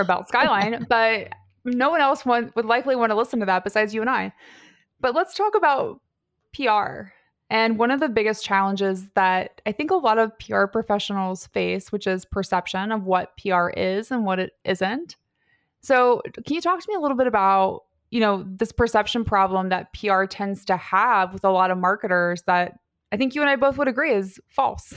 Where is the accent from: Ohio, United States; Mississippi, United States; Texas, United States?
Ohio, United States; Cincinnati; I grew up in Cincinnati, so Like, skyline is life to me